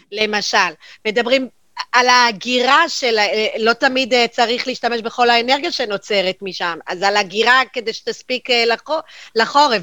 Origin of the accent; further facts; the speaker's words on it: Jerusalem, Jerusalem District, Israel; now in Haifa, Israel; אני ירושלמית במקור